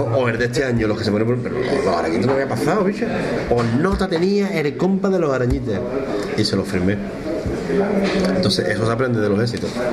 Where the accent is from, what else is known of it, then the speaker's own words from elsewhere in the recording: Cádiz, Andalusia, Spain; como decimos que en Cádiz